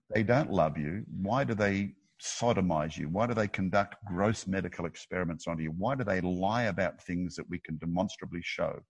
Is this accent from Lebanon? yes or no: no; Australia; I'm an Aussie